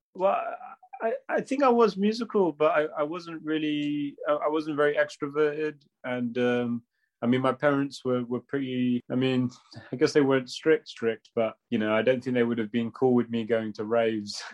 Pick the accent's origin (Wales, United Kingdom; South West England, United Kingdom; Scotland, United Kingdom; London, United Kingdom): South West England, United Kingdom; Bristol; I'm from a Punjabi family, and uh, I grew up in Bristol